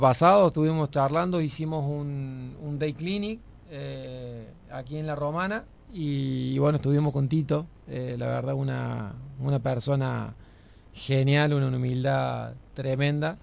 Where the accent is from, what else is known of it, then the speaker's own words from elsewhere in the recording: Argentina; moved away; siendo argentino